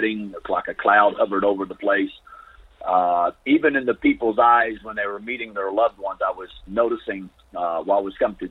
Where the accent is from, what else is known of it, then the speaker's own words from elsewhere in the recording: United States; I'm an American